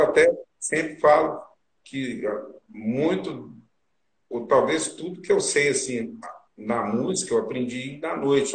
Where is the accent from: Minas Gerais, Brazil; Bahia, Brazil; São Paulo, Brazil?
Minas Gerais, Brazil; Araguari; eu sou de Araguari, que é ali pertinho de Uberlândia, do Rio Mineiro